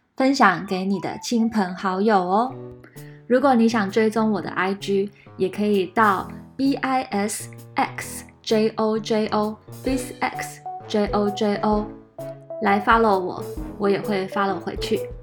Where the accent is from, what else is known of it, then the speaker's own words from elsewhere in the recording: Taiwan; moved away as an adult; also born or lived in United States / France; now in San Francisco Bay Area, United States; 我在台湾长大，后来在美国留学